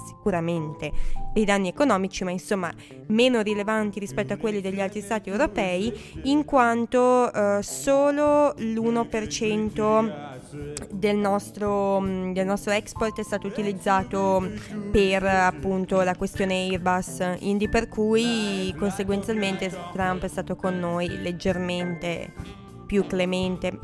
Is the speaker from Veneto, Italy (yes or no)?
yes; Veneto, Italy; io sono veneta